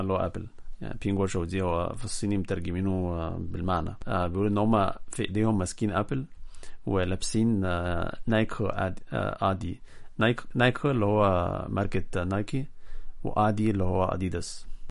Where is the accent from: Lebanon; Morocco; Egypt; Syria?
Egypt; عندنا في مصر